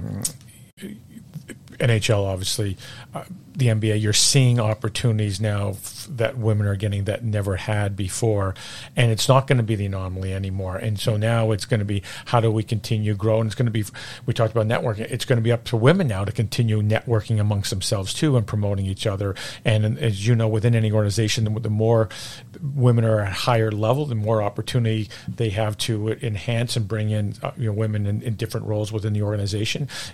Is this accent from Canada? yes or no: yes; Montreal, Quebec, Canada; moved away; I grew up in Montreal.